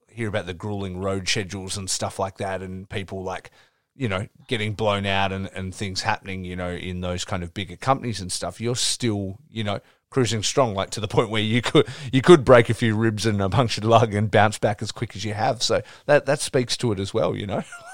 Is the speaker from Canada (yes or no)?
no; Australia; for me growing up, the wrestling was so far away, being here in Australia.